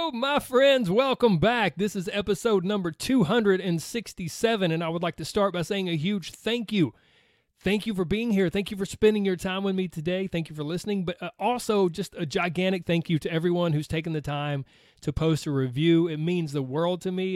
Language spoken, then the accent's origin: English; Georgia, United States; accent: Southern; I was raised on a little dirt road in the deep fried South